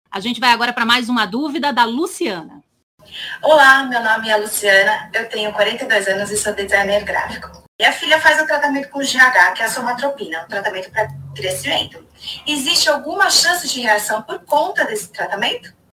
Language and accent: Portuguese; Campinas, São Paulo, Brazil; eu sou de Campinas